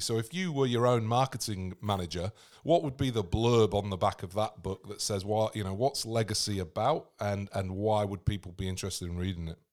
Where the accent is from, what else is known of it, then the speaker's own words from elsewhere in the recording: England, United Kingdom; moved away; I'm English myself, but living on the other side of the world